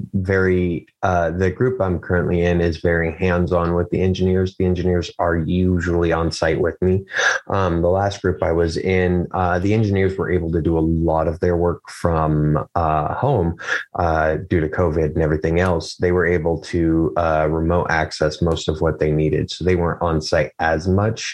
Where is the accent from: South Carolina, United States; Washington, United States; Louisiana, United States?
Washington, United States; Chehalis; also born or lived in Morton, Washington; now in St. Helens, United States; I grew up in Lewis County, Washington.